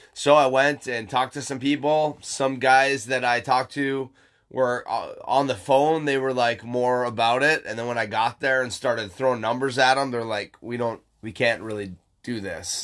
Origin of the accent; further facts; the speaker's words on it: Michigan, United States; moved away; Michigan, my hometown